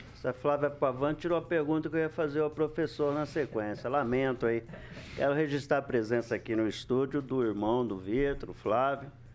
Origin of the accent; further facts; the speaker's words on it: Maringá, Paraná, Brazil; Eu defendo a Alvorada, eu nasci por lá. Nasci na Varda, mas me criei ali